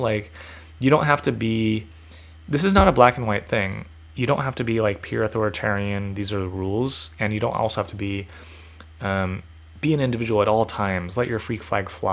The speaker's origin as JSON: {"language": "English", "region": "California", "country": "United States", "said": "I identify as a Californian"}